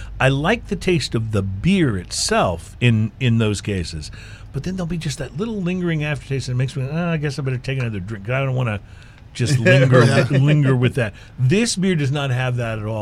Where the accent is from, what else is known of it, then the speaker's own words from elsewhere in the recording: Texas, United States; I grew up in the Texas area